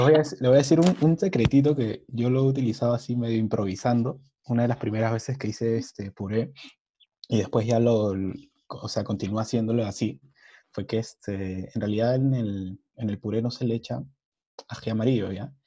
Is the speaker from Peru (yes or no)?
yes; Peru; Somos peruanos. Nosotros creo que hemos nacido con el olor de comida.